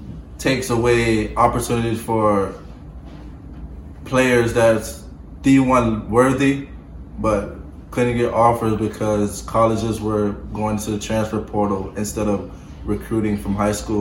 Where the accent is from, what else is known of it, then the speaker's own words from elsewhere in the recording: Florida, United States; I feel like I'm from Florida, so I feel like we're the best.